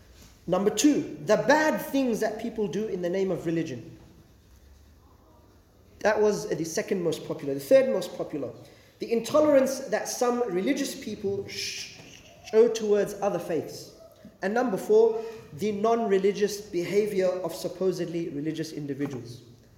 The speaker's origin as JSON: {"language": "English", "country": "Australia", "said": "I'm a Muslim. What does that mean for me as an Australian as well? How do I deal with that? Am I loyal to Australia?"}